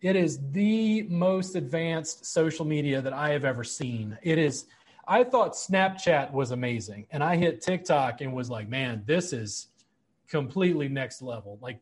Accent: South Louisiana, United States; I grew up in South Louisiana

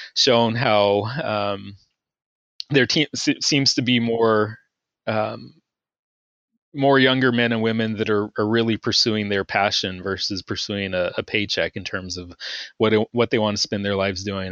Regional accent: Texas, United States; moved away as an adult; also born or lived in Georgia; I'm originally from Texas

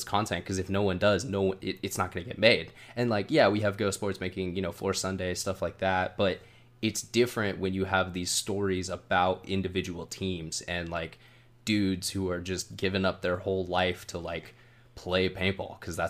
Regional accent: Sacramento, California, United States; I grew up in the Sacramento area

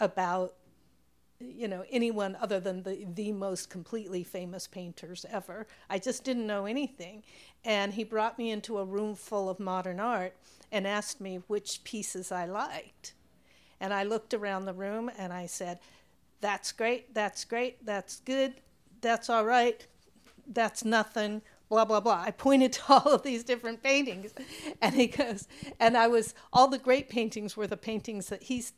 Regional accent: Pacific Northwest, United States; moved away; I was from the West Coast, Pacific Northwest

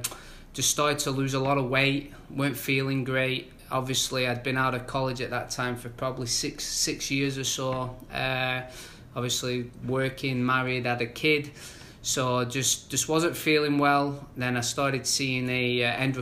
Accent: Manchester, North West England, United Kingdom; now in United States; I'm originally from Manchester, England.

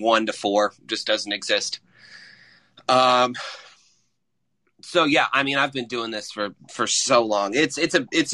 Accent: Franklin, Indiana, United States; I'm from Franklin, Indiana

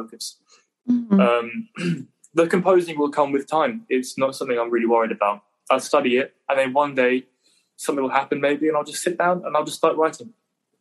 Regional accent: England, United Kingdom; Being the Englishman that I am

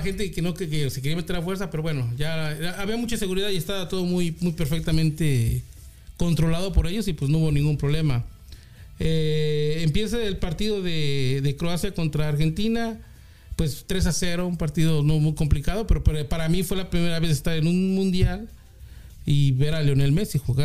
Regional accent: Puebla, Mexico; also born or lived in Mexico City; now in California, United States; nací en el DF, pero ah, me, bueno, mi familia se transfirió a Puebla ah, a, la edad que tenía yo 8 años

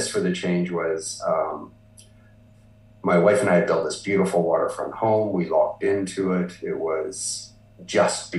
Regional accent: Vancouver, British Columbia, Canada; moved away; So I was born in Vancouver, BC, Canada. You know, and I continue to live in Canada, and I've lived across Canada.

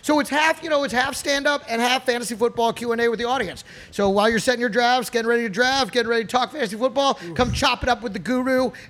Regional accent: Dallas, Texas, United States; moved away; I'll be back in Dallas, my hometown.

